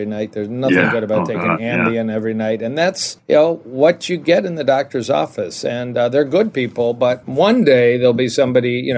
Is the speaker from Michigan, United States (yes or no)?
yes; Detroit, Michigan, United States; also born or lived in Ann Arbor / Dallas / Kansas City; And I'm in Detroit, and I grew up in Detroit